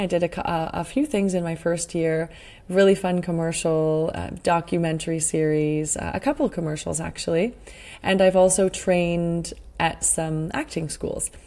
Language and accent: English; Sudbury, Ontario, Canada; I grew up in Sudbury, Ontario